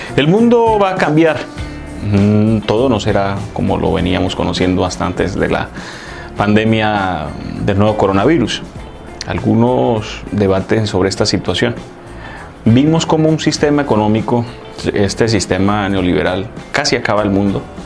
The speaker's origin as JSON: {"language": "Spanish", "country": "Colombia", "said": "lo que tenemos que buscar como colombianos"}